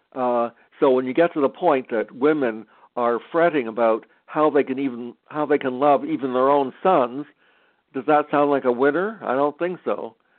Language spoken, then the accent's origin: English; Canada; I'm Canadian